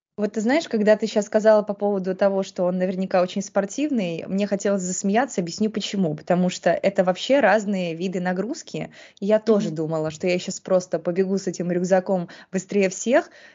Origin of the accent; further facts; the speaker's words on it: Saint Petersburg, Russia; я выросла в Санкт-Петербурге